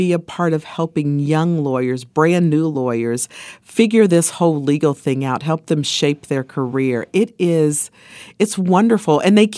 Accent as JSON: {"language": "English", "region": "Ohio", "country": "United States", "tie": "born or raised there", "said": "It's the thing where when I was growing up in Ohio, we had Stan Aronoff and Vern Rife, remember?"}